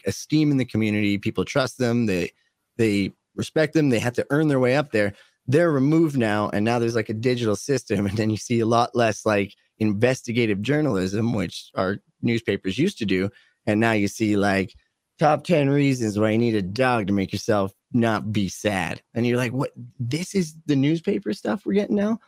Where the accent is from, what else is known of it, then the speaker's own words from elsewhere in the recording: Canada; I'm Canadian